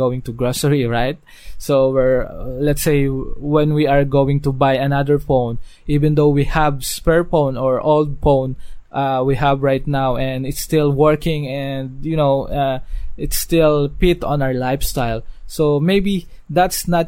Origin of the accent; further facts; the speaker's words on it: Dasmariñas, Cavite, Philippines; I'm from Dasmariñas, Cavite